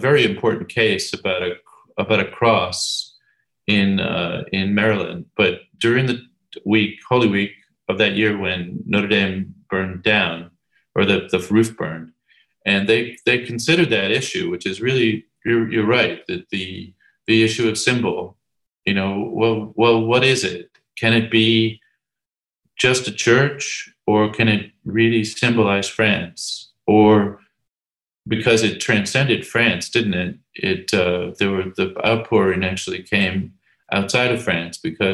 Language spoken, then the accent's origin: English; Ireland; I'm Irish